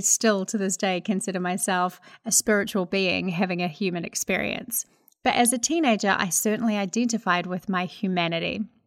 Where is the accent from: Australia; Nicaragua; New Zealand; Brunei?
New Zealand; accent: Kiwi; now in United States; I'm a Kiwi living in America